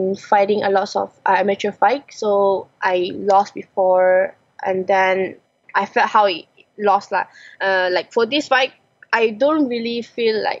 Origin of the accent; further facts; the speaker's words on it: Malaysia; I'm Malaysian